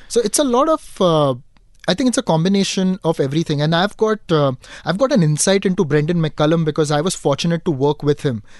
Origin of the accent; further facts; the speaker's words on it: Dubai, United Arab Emirates; now in Mumbai, India; growing up in Dubai